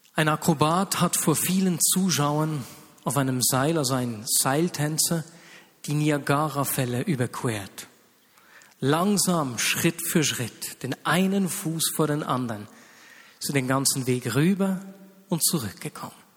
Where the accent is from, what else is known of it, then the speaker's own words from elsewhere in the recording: Switzerland; hier bei uns in der Schweiz